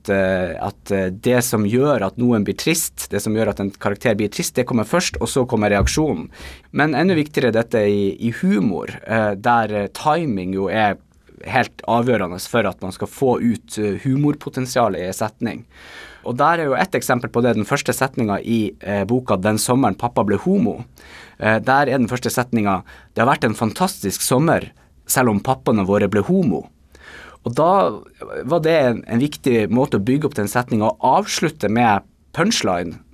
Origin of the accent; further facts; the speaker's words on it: Bodø, Nordland, Norway; accent: Bodø dialect; now in Tromsø, Norway; det er jo min dialekt som jo er Bodø-dialekter, som etter hvert er blitt litt utvanna av en god del år eh, som jeg har bodd i Tromsø.